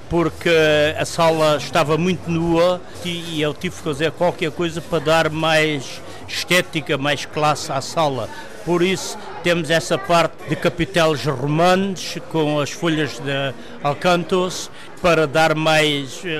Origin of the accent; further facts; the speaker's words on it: Portugal; eu, como sou muito português, gosto de ter raízes portuguesas.